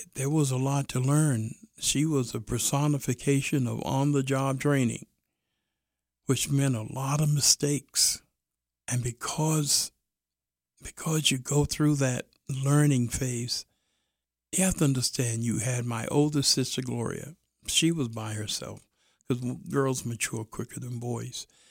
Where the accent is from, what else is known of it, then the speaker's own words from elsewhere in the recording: New York City, New York, United States; I was raised in Brooklyn